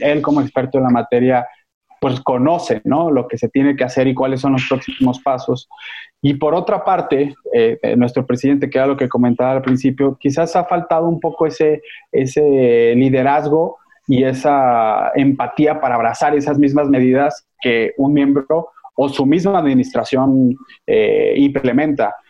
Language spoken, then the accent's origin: Spanish; Jalisco, Mexico; now in Mexico City, Mexico; yo soy jalisciense, aunque actualmente vivo en, en la Ciudad de México